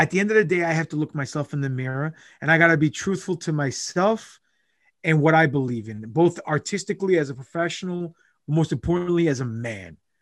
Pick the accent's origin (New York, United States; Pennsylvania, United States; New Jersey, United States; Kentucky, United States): New York, United States; New York City; I grew up in Rosedale, Queens